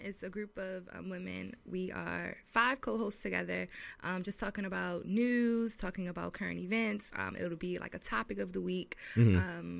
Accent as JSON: {"language": "English", "town": "Baltimore", "region": "Maryland", "country": "United States", "moved": "as an adult", "lives_now": "Brooklyn, United States", "said": "So I'm originally from Baltimore. I decided to move to New York in November"}